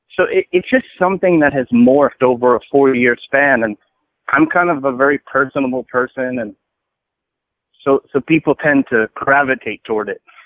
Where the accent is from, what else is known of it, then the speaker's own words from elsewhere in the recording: Edison, New Jersey, United States; also born or lived in Brooklyn, New York; now in Arizona, United States; I was born in Brooklyn, but I grew up in Jersey, in Central Jersey, Edison, New Jersey